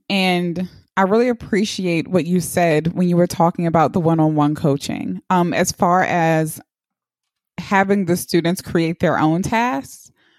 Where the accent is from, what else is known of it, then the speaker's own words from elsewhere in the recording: Baltimore, Maryland, United States; we're from Baltimore City.